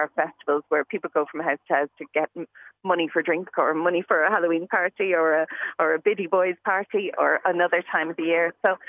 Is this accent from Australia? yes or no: no; Dublin, Leinster, Ireland; now in West of Ireland, Ireland; when I grew up in Dublin